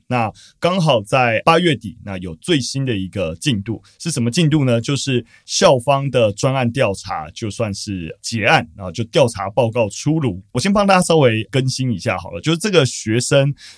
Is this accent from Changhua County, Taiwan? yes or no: no; Taipei, Taiwan; 我作为台北人